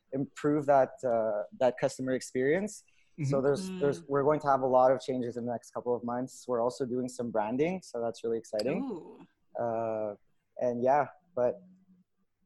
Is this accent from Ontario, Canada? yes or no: no; Montreal, Quebec, Canada; I grew up in the West Island. I've been there my whole life